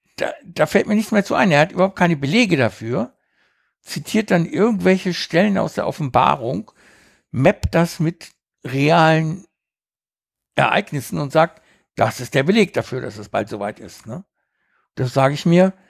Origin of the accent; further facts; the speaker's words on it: Uruguay; moved away; Ich bin ja auf einer Farm aufgewachsen in Uruguay